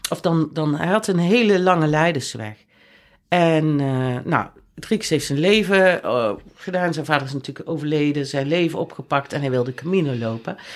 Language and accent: Dutch; Netherlands; wij komen in het centrum van Leon met z'n drieën, toevallig drie Nederlanders bij stoplicht